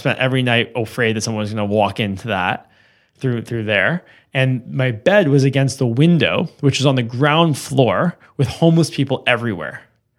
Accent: Westmount, Quebec, Canada; And this is a long way from growing up in Westmount, as you can imagine.

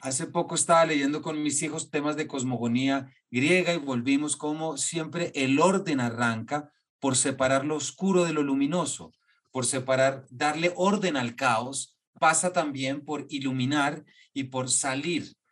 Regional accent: Colombia; como colombianos y creadores y artistas

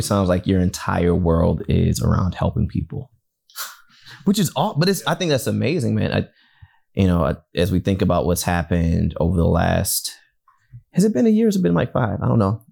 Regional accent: Detroit, Michigan, United States; growing up in Detroit and being a, a Wolverine fan my entire life

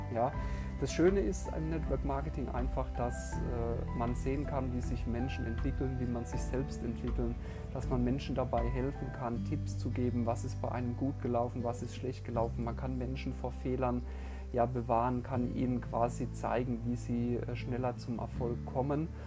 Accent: Heidelberg, Baden-Württemberg, Germany; ich bin im wunderschönen Heidelberg in Baden-Württemberg geboren.

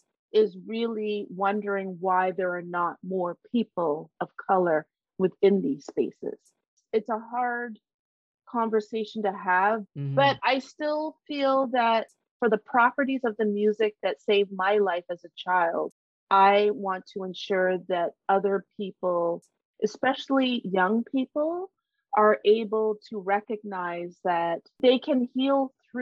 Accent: Canada; born there; And Canada, I mean, I'm proud to be Canadian by birth, you know, love going h

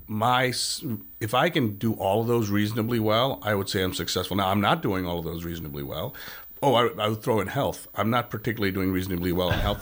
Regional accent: East Coast, United States; moved away as an adult; also born or lived in born outside the United States; now in Saint Louis, United States; I grew up on the East Coast

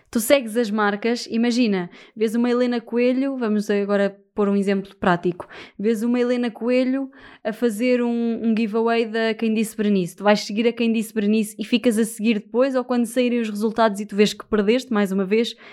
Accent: Viseu, Portugal; now in Lisbon, Portugal; Porque eu e Margarida uh, somos de Viseu, cada uma de uma aldeia em Viseu, certo? Uh, e quando fomos para Lisboa.

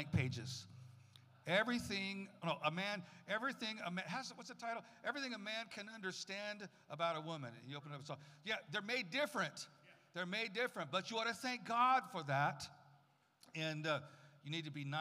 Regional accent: San Francisco, California, United States; also born or lived in Tucson, Arizona; now in Arizona, United States; I was raised mostly in Arizona, mostly California until I was about 8 or 9

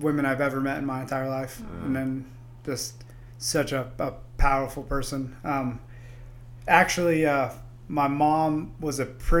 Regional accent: Pearsall, Texas, United States; also born or lived in San Antonio; now in Boise, United States; And I lived in Pearsall for a majority of my life as a younger kid.

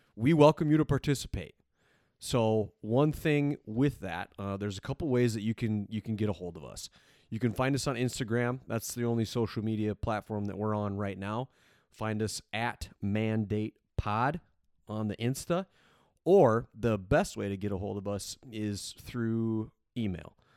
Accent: South Dakota, United States; born and raised in South Dakota

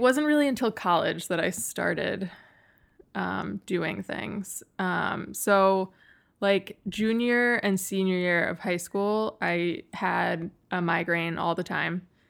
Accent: Western New York, United States; I grew up in Western New York

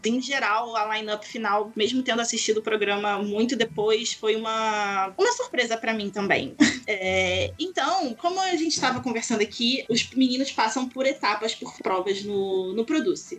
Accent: Rio de Janeiro, Brazil; Eu sou do Rio

